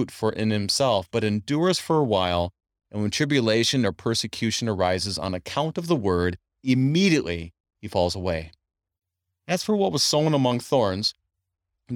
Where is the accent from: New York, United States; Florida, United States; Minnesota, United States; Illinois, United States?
Minnesota, United States; moved away; I grew up in Minnesota